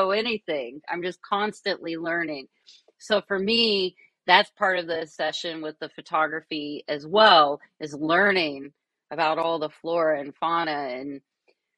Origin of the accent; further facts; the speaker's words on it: Kentucky, United States; also born or lived in Brooklyn, New York; now in Catskills, United States; I'm originally from Kentucky, so I grew up in nature.